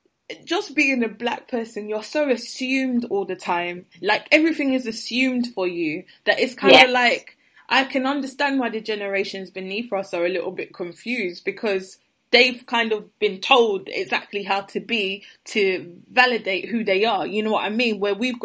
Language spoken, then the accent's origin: English; Jamaica; It's the same because I'm Jamaican and fair.